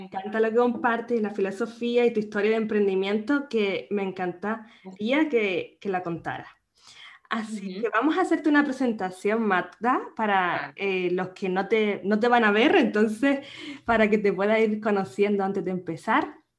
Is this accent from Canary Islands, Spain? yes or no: yes; Canary Islands, Spain; nacida en Canarias